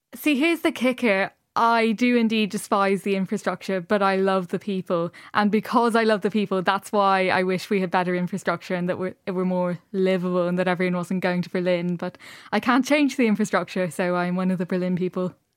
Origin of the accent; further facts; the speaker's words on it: Dublin, Leinster, Ireland; I grew up in Dublin, but my parents are both from rural Ireland